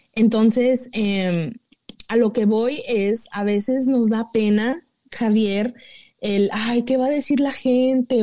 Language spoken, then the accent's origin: Spanish; Mexico; uno como mexicano